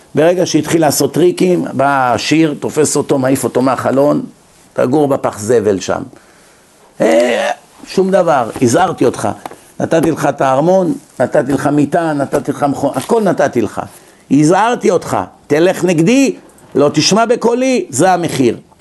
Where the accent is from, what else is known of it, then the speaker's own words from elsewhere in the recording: Israel; now in United States; אנשים שגדלנו איתם בארץ